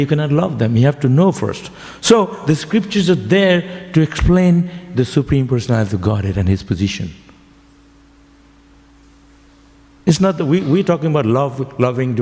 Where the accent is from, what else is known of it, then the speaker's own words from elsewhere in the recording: West Bengal, India; now in Melbourne, Australia; I'm from Bengal, we say samsara varadharma